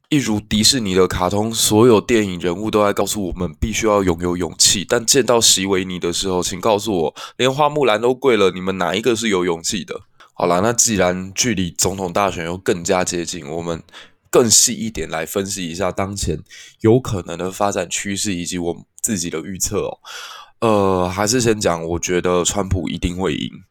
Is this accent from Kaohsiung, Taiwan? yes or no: yes; Kaohsiung, Taiwan; 我的故乡高雄